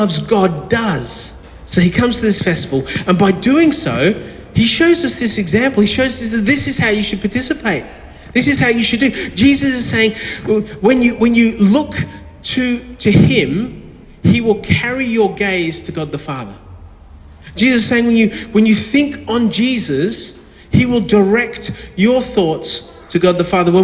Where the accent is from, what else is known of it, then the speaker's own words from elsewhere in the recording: Victoria, Australia; from down in Victoria